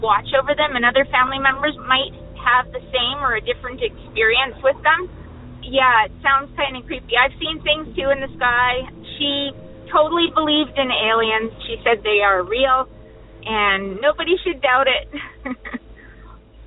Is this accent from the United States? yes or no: no; British Columbia, Canada; I'm from British Columbia, Canada.